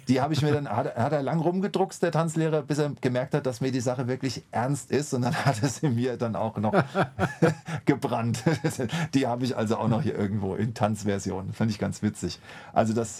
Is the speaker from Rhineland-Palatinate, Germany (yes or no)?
yes; Mainz, Rhineland-Palatinate, Germany; ich als Mainzer